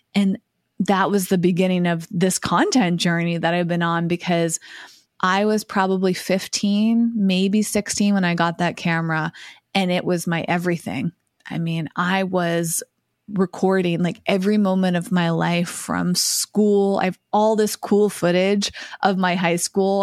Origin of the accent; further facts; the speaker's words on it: Massachusetts, United States; moved away as an adult; also born or lived in Boston; now in Los Angeles, United States; I grew up in Massachusetts